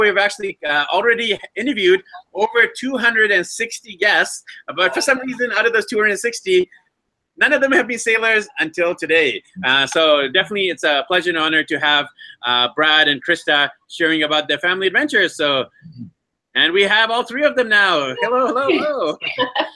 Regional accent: Vancouver, British Columbia, Canada; moved away; I'm actually from Vancouver, BC, Canada originally

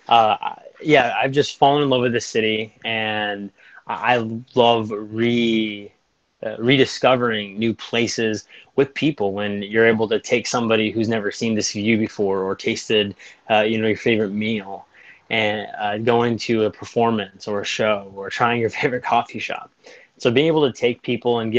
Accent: Yuma, Arizona, United States; moved away as an adult; now in San Diego, United States; I'm from Yuma, Arizona, which I love my hometown

